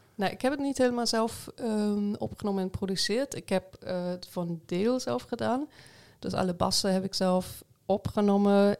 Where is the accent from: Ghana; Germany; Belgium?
Germany; Ruhr area, North Rhine-Westphalia; Dutch is a second language; moved away as an adult; also born or lived in Arnhem; now in Netherlands; ik kom uit het Roergebied